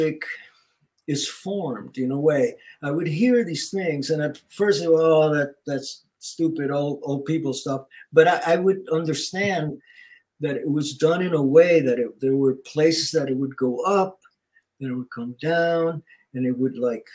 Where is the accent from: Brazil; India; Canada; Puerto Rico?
Puerto Rico; also born or lived in New York; now in Los Angeles, United States; Growing up in Puerto Rico